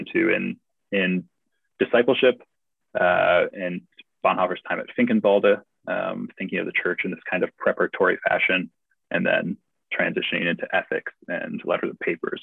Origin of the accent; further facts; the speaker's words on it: United States; also born or lived in St Andrews, United Kingdom; me as an American who is trying to write a thesis on theology